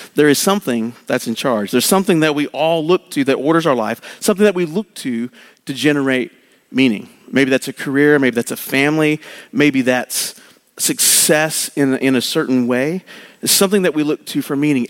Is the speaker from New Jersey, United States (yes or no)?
no; Oklahoma, United States; I grew up in Oklahoma